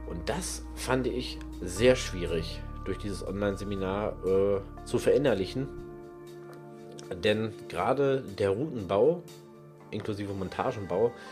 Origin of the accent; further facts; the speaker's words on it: North Rhine-Westphalia, Germany; Aber ich komme aus NRW. In NRW braucht ihr, egal wo, ob es am Forellenhof ist, im Freigewässer